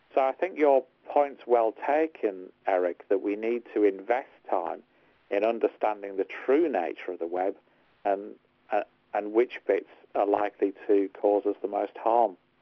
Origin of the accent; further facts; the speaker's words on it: Hartlepool, North East England, United Kingdom; I'm from Hartlepool, not Liverpool